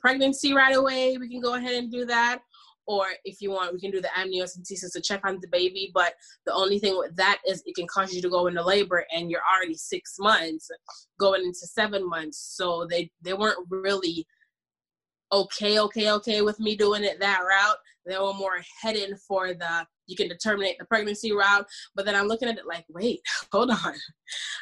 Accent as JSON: {"language": "English", "country": "Jamaica", "said": "I'm Jamaican, by the way. I'm from the islands."}